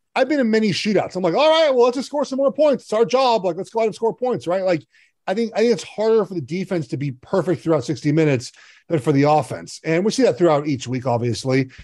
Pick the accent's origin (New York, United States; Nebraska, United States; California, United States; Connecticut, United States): California, United States; Los Angeles; I grew up in Los Angeles